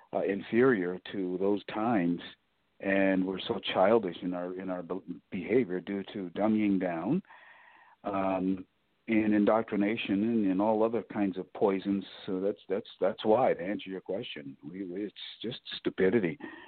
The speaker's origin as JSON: {"language": "English", "town": "Cleveland", "region": "Ohio", "country": "United States", "tie": "born or raised there", "said": "as a child growing up in Cleveland, and our Jewish neighbors would come over and celebrate Christmas with us"}